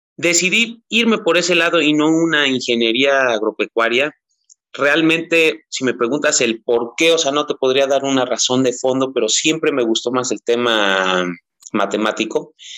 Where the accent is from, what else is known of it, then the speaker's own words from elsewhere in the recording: Teziutlán, Puebla, Mexico; regreso a Teciutlán, Puebla, de donde soy originario